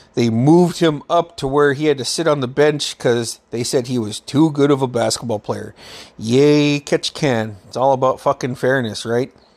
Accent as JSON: {"language": "English", "town": "Metlakatla", "region": "Alaska", "country": "United States", "tie": "born or raised there", "said": "When I was a kid, growing up in Metlakahtla"}